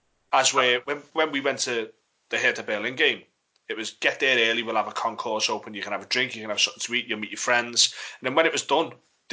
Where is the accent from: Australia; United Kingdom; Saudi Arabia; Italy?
United Kingdom; England; as an Englishman who's not exactly bilingual